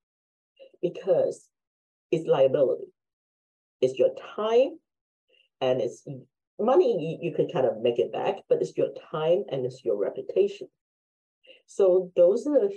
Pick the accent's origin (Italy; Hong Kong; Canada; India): Hong Kong; now in United States; I'm Chinese from Hong Kong, been in the States forever